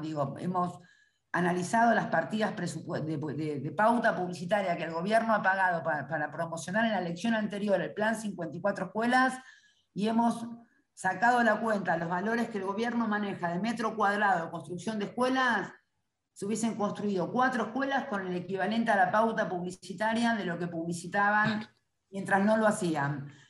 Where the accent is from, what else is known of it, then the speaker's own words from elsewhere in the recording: Buenos Aires, Argentina; Yo soy primera generación porteña